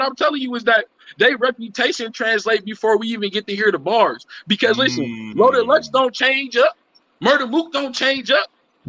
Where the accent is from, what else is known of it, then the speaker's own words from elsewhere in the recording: Milwaukee, Wisconsin, United States; I'm from Milwaukee.